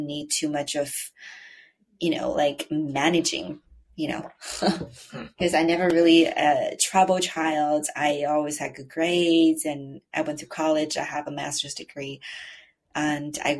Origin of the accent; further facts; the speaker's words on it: China; English is a second language; now in United States; I grew up in China